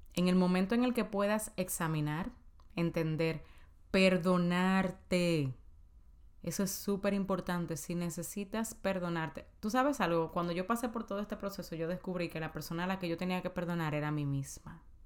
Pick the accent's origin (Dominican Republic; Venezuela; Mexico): Dominican Republic; en mi país, en Santo Domingo